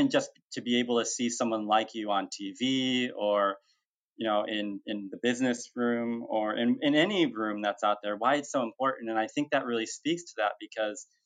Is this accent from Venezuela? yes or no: no; Mexico; now in United States; I came here from Mexico and I grew up um, with my adoptive family